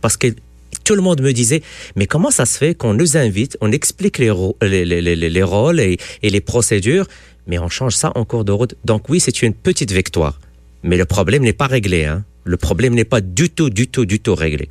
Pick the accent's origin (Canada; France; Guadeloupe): Canada; Quebec; En tant que Québécois